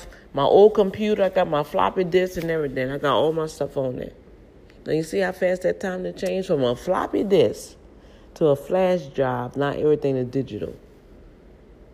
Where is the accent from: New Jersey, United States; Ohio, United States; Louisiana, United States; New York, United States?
Louisiana, United States; New Orleans; moved away; This is my hometown, my upbringing. You know, and we cared about one another out here in New Orleans